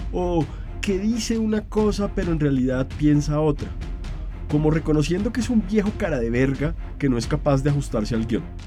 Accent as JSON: {"language": "Spanish", "country": "Colombia", "said": "mi país, Colombia"}